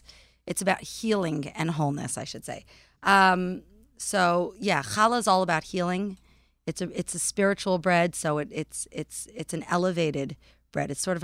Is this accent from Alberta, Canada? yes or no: no; Vancouver, British Columbia, Canada; now in New York, United States; In Vancouver, British Columbia.